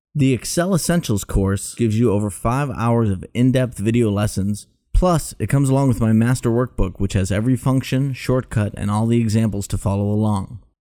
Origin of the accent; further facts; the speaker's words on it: Boston, Massachusetts, United States; I'm from Boston, so, like, my tone sucks sometimes